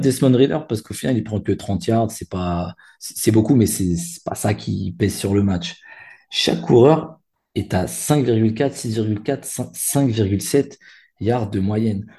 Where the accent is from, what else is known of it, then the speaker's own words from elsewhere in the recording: Paris, Île-de-France, France; chez moi, à Porte de Saint-Ouen.